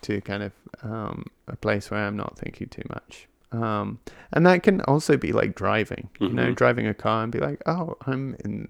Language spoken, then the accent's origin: English; England, United Kingdom; I'm English, and modesty is like a big thing.